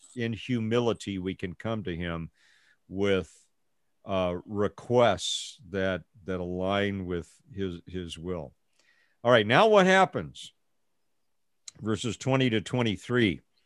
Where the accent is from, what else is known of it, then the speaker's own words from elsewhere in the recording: United States; I'm an American